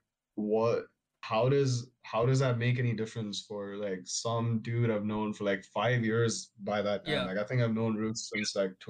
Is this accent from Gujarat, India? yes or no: no; Bangalore, Karnataka, India; I'm from the south. I'm from Bangalore.